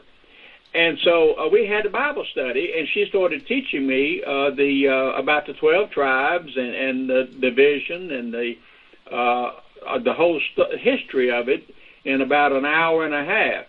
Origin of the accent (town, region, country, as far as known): Louisiana, United States